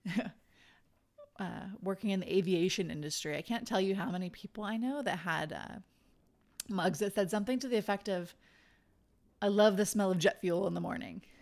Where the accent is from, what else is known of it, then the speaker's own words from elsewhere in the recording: Idaho, United States; moved away; I'm from Idaho